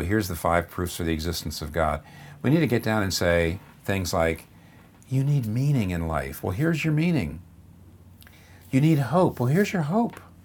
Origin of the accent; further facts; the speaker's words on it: Pennsylvania, United States; up here in the Northeast where I'm from, I'm from Pennsylvania